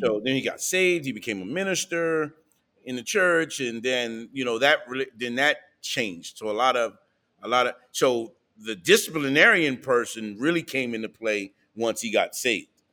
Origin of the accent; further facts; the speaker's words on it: New Castle, Delaware, United States; moved away; also born or lived in Wilmington, Delaware / Philadelphia, Pennsylvania; We grew up in Newcastle, Delaware